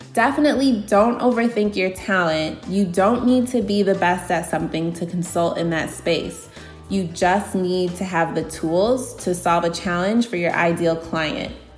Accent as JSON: {"language": "English", "town": "Aurora", "region": "Illinois", "country": "United States", "said": "I'm from Aurora, Illinois, in the Chicago suburbs"}